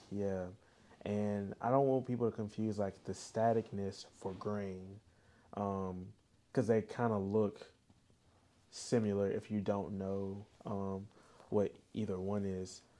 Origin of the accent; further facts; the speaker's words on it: the South, United States; we're from the South